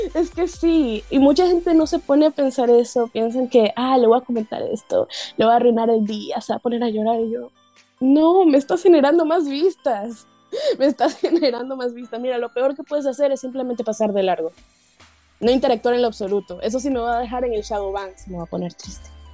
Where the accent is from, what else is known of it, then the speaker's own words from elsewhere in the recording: Valencia, Carabobo, Venezuela; moved away; Valencia, que es de donde yo soy